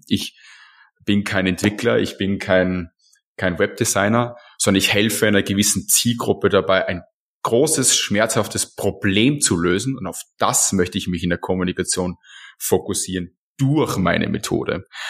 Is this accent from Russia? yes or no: no; Austria; als Österreicher